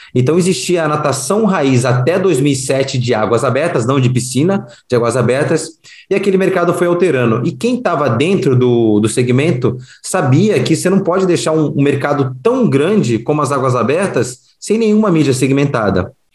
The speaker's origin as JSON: {"language": "Portuguese", "region": "Rio de Janeiro", "country": "Brazil", "tie": "born or raised there", "said": "eu sou carioca, fui aprendi a nadar no Fluminense"}